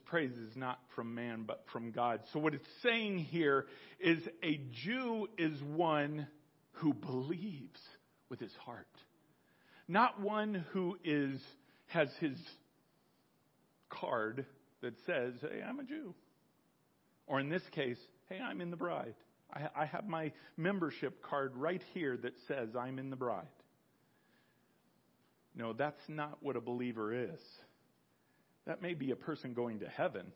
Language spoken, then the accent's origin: English; United States; I was born American. I'm an American